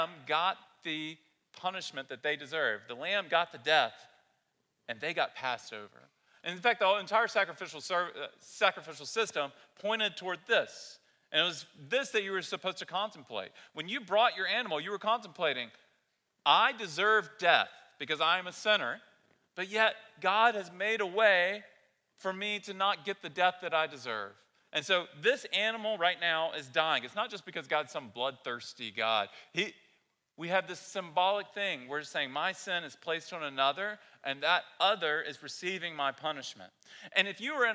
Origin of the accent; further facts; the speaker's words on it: the South, United States; moved away; I grew up in the South, been here for a long time now.